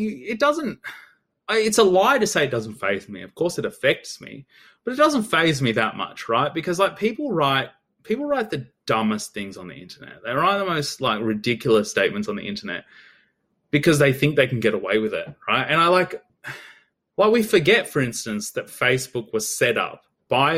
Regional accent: Australia; growing up in Australia, although I come from like a migrant background

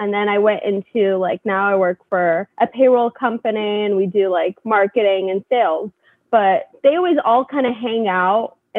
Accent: California, United States; Like I came from California. They're all from New York. It's very different.

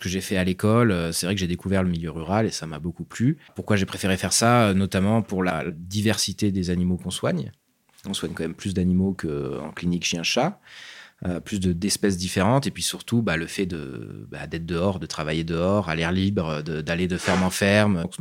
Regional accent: Grenoble, Auvergne-Rhône-Alpes, France; Je suis grenoblois à la base.

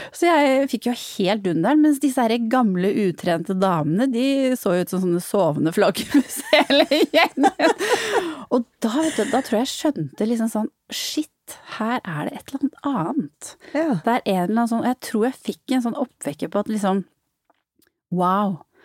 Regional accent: Norway; also born or lived in Netherlands; min vennegjeng hjemme i Norge

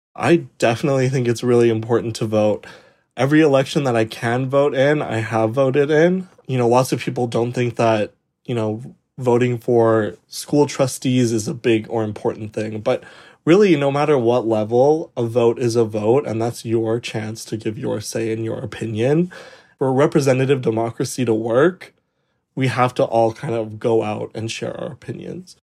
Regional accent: Calgary, Alberta, Canada; moved away as an adult; also born or lived in Ontario; from Calgary, Alberta, but I go to university in Ontario

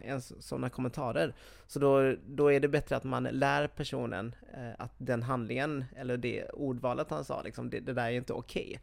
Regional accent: Sweden; jag är från Sverige

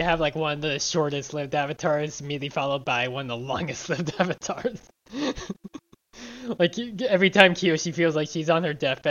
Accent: United States; white Americans

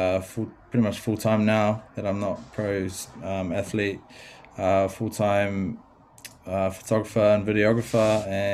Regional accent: Wellington, New Zealand; Yeah, I was born and raised in Wellington, New Zealand, a little suburb called Ellistown.

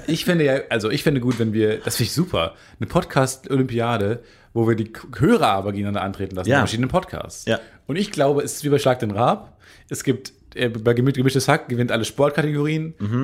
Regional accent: Kamen, North Rhine-Westphalia, Germany; now in Cologne, Germany; ich komme ja aus Carmen, äh, direkt an den zwei Autobahnen, an der A1 und der A2

